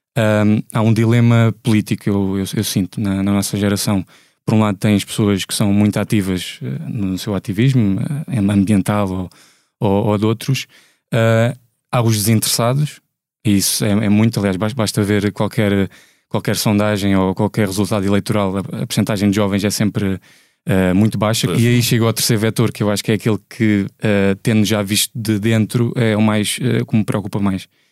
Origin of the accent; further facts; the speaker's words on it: Faro, Algarve, Portugal; sou de Faro